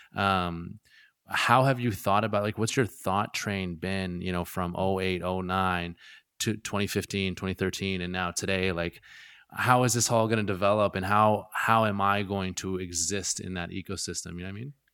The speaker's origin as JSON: {"language": "English", "area": "Gulf Islands", "region": "British Columbia", "country": "Canada", "moved": "yes", "lives_now": "Vancouver, Canada", "said": "I'm from the Gulf Islands"}